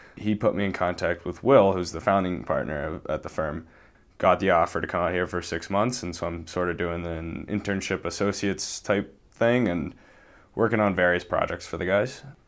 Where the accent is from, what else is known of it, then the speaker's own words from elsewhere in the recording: Boston, Massachusetts, United States; moved away as an adult; now in Montana, United States; I grew up in the Boston area.